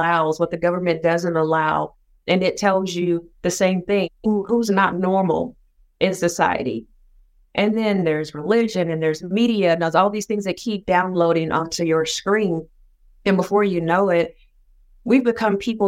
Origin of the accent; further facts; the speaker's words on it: Sapulpa, Oklahoma, United States; I grew up in Oklahoma, still live in Oklahoma, born and bred, but I am from a small town of about 20,000 people, and it's called Sapulpa.